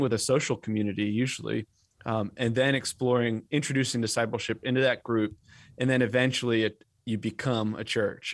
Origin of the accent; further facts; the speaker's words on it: Western Massachusetts, United States; now in North Carolina, United States; I grew up in Western Massachusetts, which was thoroughly post-Christian